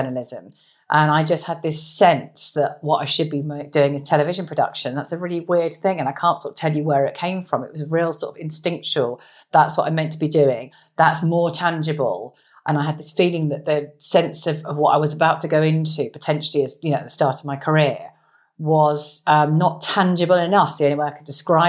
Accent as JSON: {"language": "English", "area": "a village outside Woking", "region": "South East England", "country": "United Kingdom", "tie": "born or raised there", "said": "So childhood was growing up in quite a nice suburban setting. So as a village outside Woking."}